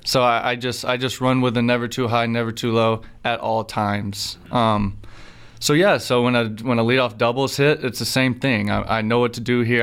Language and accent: English; Alabama, United States; I grew up in Alabama